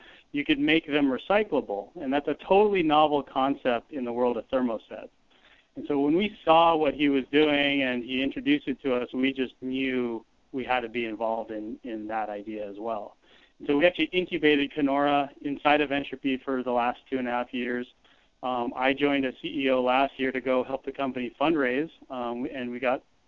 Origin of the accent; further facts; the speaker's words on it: Silicon Valley, California, United States; we grew up here in California in, you know, the Silicon Valley.